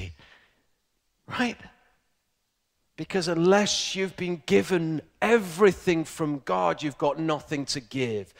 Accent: Ilkley, Yorkshire and the Humber, United Kingdom; I grew up in a very posh place called Yorkshire. There is actually a posh town called Ilkley, and I'm from Ilkley.

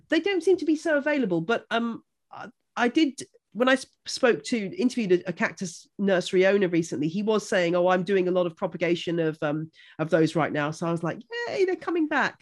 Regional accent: Buckinghamshire, South East England, United Kingdom; I grew up in Buckinghamshire

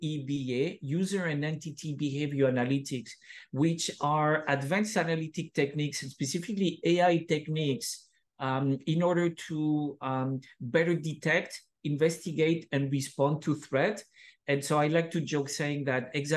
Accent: French Basque Country, Nouvelle-Aquitaine, France; moved away as an adult; also born or lived in San Sebastian, Spain; now in Redwood City, United States; I grew up on the French side of Basque Country.

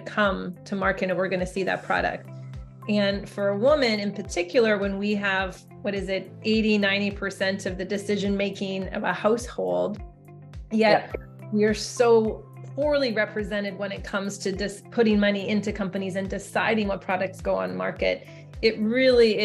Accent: Alberta, Canada; moved away as an adult; now in Silicon Valley, United States; I'm from Alberta originally.

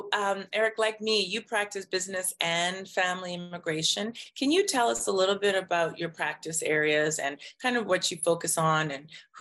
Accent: Canada; I'm Canadian.

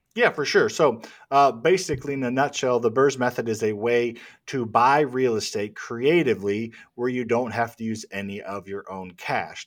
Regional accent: Midwest, United States; I grew up in the Midwest, in the lower middle class

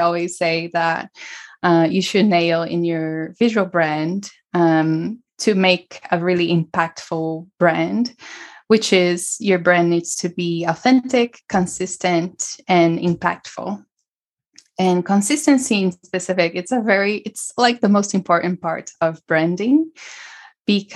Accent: São Paulo, Brazil; moved away; also born or lived in California / New York; I'm from Brazil. Originally from Brazil, from São Paulo, and I grew up surrounded by alternative health

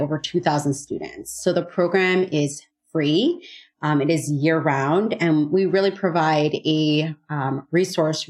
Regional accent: Chicago, Illinois, United States; I grew up in Chicago, born and raised

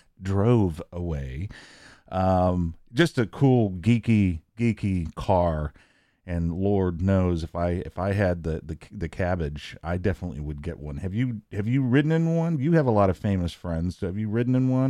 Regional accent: Omaha, Nebraska, United States; I'm an Omahan.

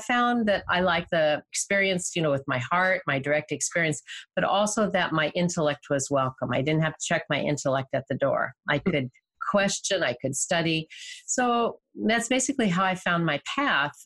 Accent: Bay Area, California, United States; I'm a native Californian. I was raised in the Bay Area.

